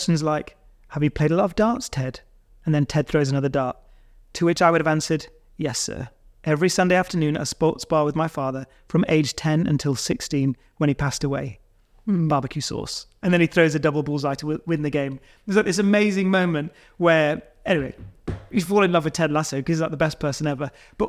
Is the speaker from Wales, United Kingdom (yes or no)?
yes; Bridgend, Wales, United Kingdom; born there; Yeah, I was born there. Well, I was born in Bridgend.